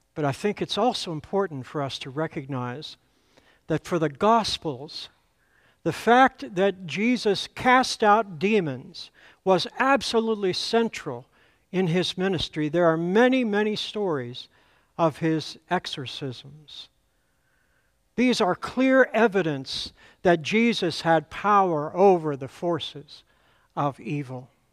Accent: Altoona, Pennsylvania, United States; moved away; my first pastor in the church where I grew up back in Altoona, Pennsylvania

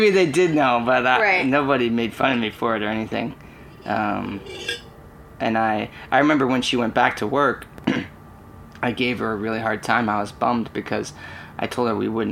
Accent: Lake Mary, Florida, United States; I grew up in Lake Mary. We moved here when I was super young. So in 83, we moved here

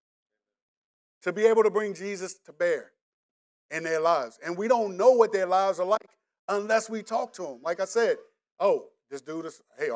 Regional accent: DMV, United States; DMV has a way of recycling our slang as well. So we say, some people still say joint like me

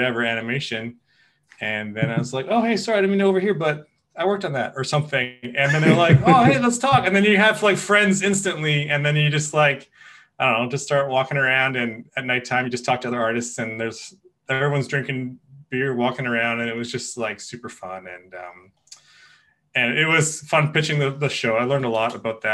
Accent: Kelowna, British Columbia, Canada; I'm from Kelowna

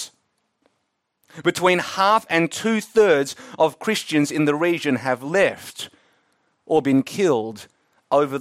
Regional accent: Melbourne, Victoria, Australia; I'm from Melbourne, now the second most livable city in the world

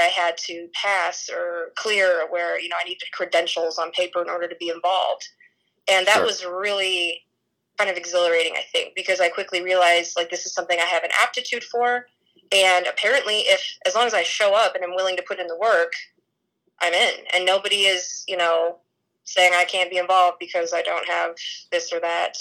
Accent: Indiana, United States; my home state of Indiana

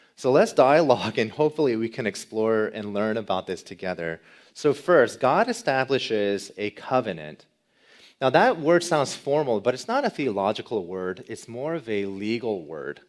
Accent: Kansas, United States; I'm not from Chicago. I'm from Kansas

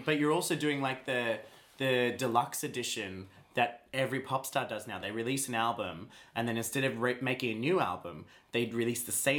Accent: Australia; I'm an Australian.

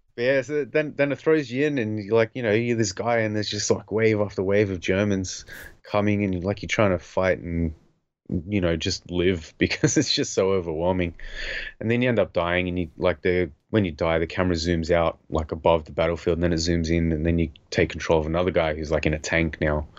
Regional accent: Australia; growing up in Australia

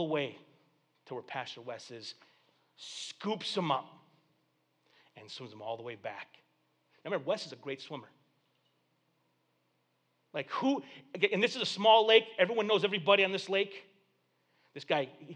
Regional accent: Flint, Michigan, United States; I wasn't raised around water, dude. I'm from Flint, dude. The only body of water we had in Flint was the river, and you didn't go in there. There was three-eyed fish in that river, dude. That was a legend when I was a kid

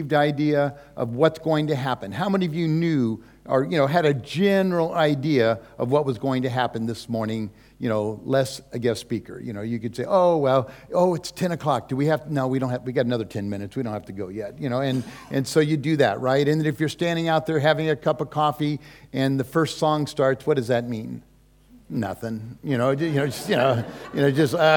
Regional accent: California, United States; also born or lived in Hawaii; we're from California. Susie and I live there. That's pretty much our home turf

